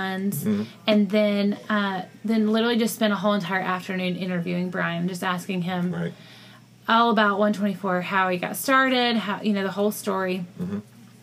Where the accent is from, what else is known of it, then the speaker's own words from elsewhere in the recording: Columbus, Georgia, United States; moved away as an adult; I'm from Columbus, Georgia, originally.